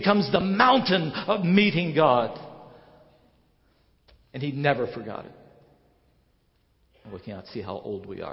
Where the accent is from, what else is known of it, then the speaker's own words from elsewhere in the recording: West Virginia, United States; moved away; I grew up in West Virginia